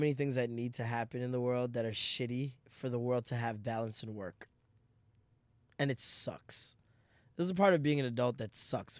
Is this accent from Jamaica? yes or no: yes; Jamaica; I'm Jamaican.